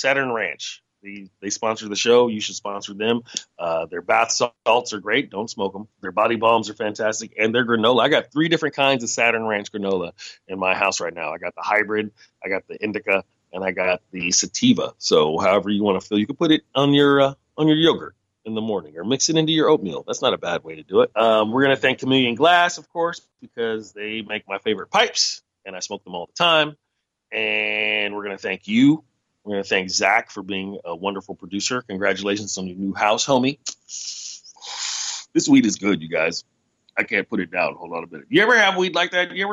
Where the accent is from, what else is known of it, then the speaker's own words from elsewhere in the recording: United States; as an American